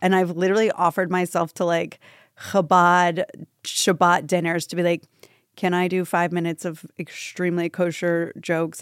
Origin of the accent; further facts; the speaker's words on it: Tampa, Florida, United States; now in New York, United States; I grew up in Tampa, Florida